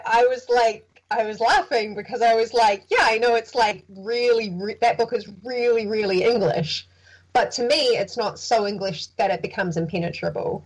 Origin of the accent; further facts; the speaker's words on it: New Zealand; growing up in New Zealand